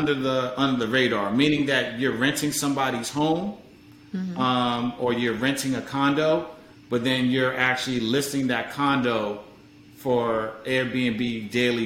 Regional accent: New York City, New York, United States; moved away as an adult; also born or lived in Hampton, Virginia; now in Maryland, United States; I'm originally from New York. I'm from Harlem

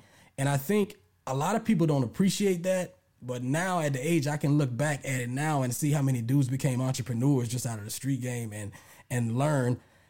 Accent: Lake Charles, Louisiana, United States; also born or lived in Lafayette / New Orleans; now in Atlanta, United States; I'm from originally from Lake Charles, Louisiana. I lived in Lafayette. I lived in New Orleans, and then I moved to Atlanta.

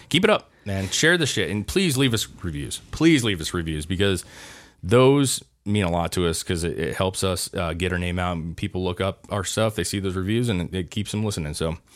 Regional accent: United States; we, as an American country

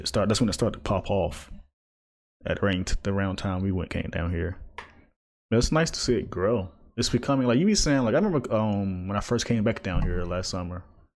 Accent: California, United States; Oh, I'm from California.

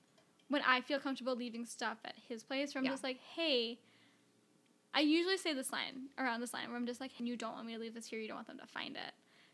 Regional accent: Milwaukee, Wisconsin, United States; I'm from Milwaukee.

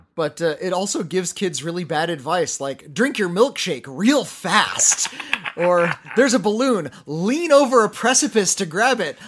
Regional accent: Santa Monica, California, United States; I was born in Santa Monica, California

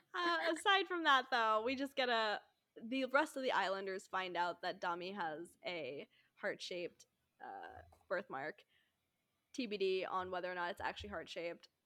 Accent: United States; I'm American

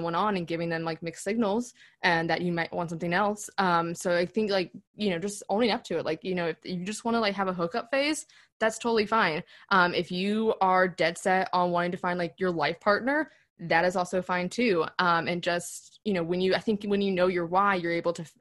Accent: the South, United States; we grew up in the South

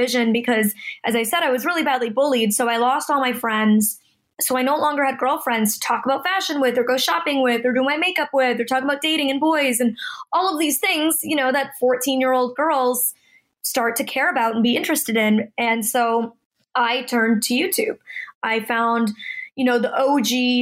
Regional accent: Toronto, Ontario, Canada; now in Los Angeles, United States; I'm originally from Toronto, Canada, and I'm currently living in Los Angeles, California

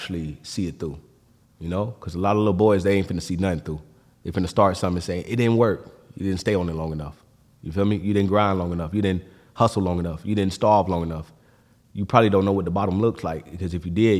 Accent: Florida, United States; I'm from Florida

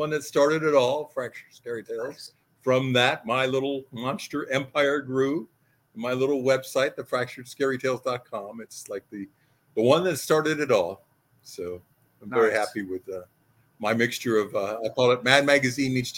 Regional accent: Los Angeles, California, United States; also born or lived in Hollywood; I lived in Hollywood most of my life. I was born in Los Angeles, well, Whittier. So most of my life, I've grown up around the real show business, real Hollywood

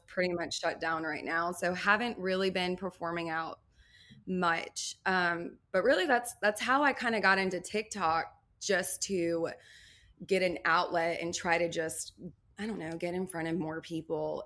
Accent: Nashville, Tennessee, United States; also born or lived in New Orleans, Louisiana; originally from New Orleans, but I grew up in Nashville

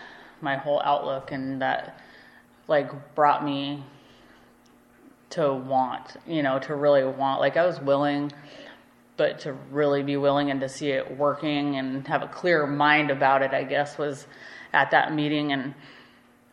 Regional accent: Alaska, United States; growing up in Alaska

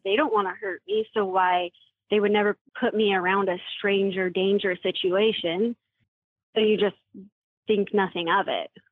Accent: Puyallup, Washington, United States; now in Gilbert, United States; I was raised in Washington State in the small town Puyallup.

